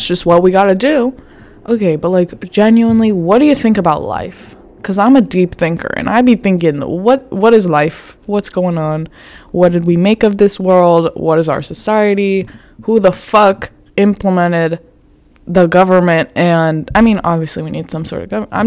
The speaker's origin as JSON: {"language": "English", "region": "Florida", "country": "United States", "said": "I'm from Florida"}